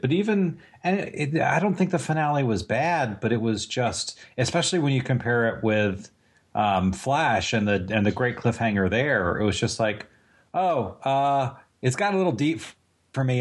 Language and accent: English; Virginia Beach, Virginia, United States; I'm from Virginia Beach